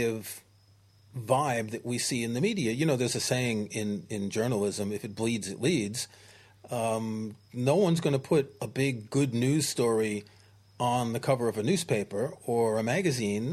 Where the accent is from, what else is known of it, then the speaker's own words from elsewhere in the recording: New York City, New York, United States; I grew up in New York City, and when I was a teenager in the 1970s, it was a crime-ridden city.